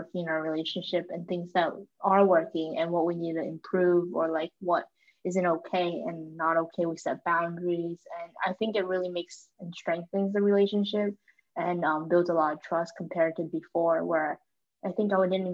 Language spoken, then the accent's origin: English; Mechanicsburg, Pennsylvania, United States; moved away as an adult; now in Washington, DC, United States; my hometown is in Pennsylvania, Mechanicsburg specifically.